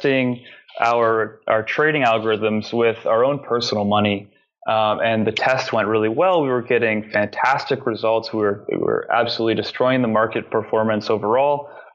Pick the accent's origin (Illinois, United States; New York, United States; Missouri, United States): New York, United States; growing up in New York